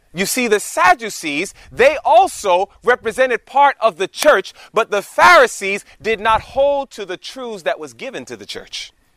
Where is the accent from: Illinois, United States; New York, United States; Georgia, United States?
New York, United States; New York City; moved away as an adult; We were born and raised in New York City, the concrete jungle of New York